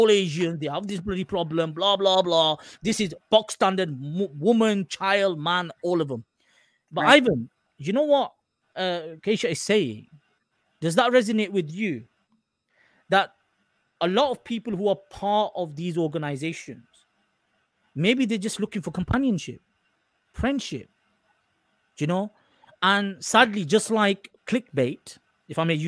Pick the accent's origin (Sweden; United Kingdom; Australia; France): United Kingdom; England; I'm an Englishman. I'm Pakistani heritage.